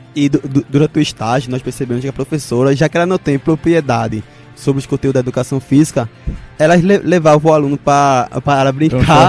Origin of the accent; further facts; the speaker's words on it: Northeast Region, Brazil; nós que somos aqui do Nordeste